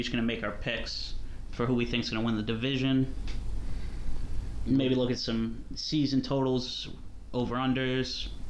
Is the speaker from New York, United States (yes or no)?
yes; Long Island, New York, United States; I'm from New York. I graduated from Stony Brook University with an economics degree.